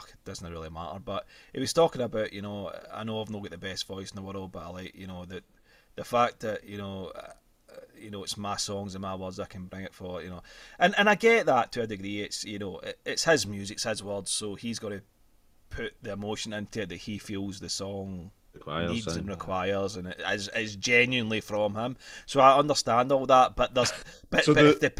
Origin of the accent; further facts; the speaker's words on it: Scotland, United Kingdom; We're Scottish, man. We're not American